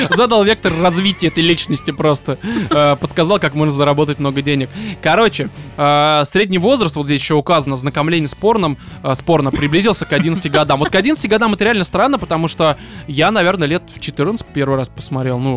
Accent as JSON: {"language": "Russian", "town": "Blagoveshchensk", "region": "Amur Oblast", "country": "Russia", "tie": "born there", "said": "Родился в Благовещенске республики Амурской области на границе с Китаем."}